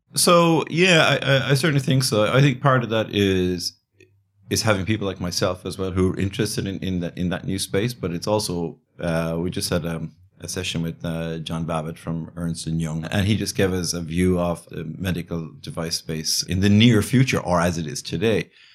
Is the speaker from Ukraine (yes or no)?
no; Galway, Connacht, Ireland; also born or lived in Dublin, Ireland / China; I grew up in Ireland, yeah, on the West Coast